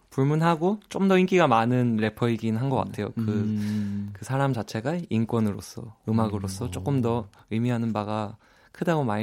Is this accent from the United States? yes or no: yes; New York, United States; now in South Korea; 제가 심지어 조금 뉴욕 출신이기도